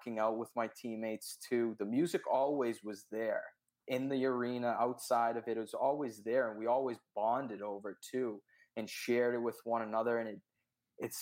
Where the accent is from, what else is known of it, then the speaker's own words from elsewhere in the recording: Boston, Massachusetts, United States; I'm from Boston, Massachusetts